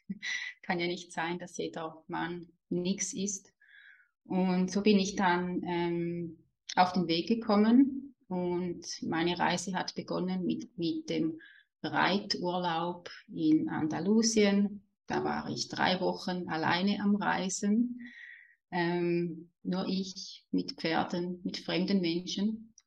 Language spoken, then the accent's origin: German; Switzerland; accent: Swiss German dialect; ich lebe in der Schweiz, wie man vielleicht auch hört an meinem süßen Dialekt